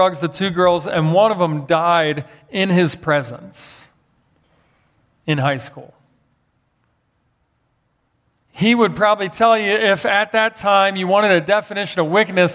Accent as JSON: {"language": "English", "town": "Philadelphia", "region": "Pennsylvania", "country": "United States", "tie": "born or raised there", "said": "growing up in Philadelphia with a dad as a pastor"}